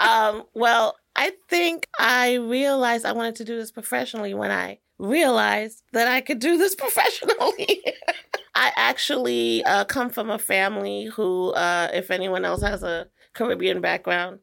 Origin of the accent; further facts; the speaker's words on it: New York City, New York, United States; I'm from New York